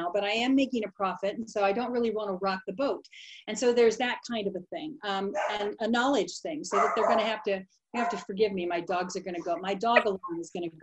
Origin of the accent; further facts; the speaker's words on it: Sublette, Illinois, United States; now in Chico, United States; the little tiny town that I grew up in Sublette, Illinois